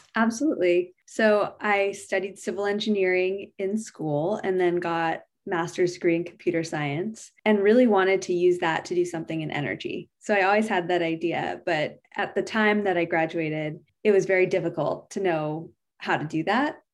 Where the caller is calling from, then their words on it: San Carlos, California, United States; I'm calling in from San Carlos, California.